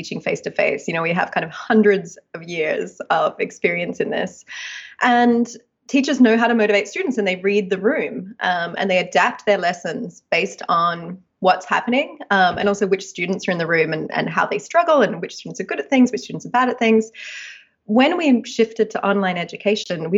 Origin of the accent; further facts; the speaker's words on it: Australia; moved away as an adult; now in United States; as you can probably hear, I'm Australian, and I did my architecture degree in Australia.